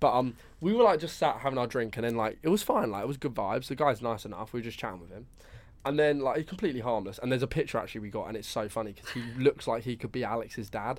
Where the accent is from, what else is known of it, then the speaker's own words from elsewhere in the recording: Brighton, South East England, United Kingdom; I'm from Brighton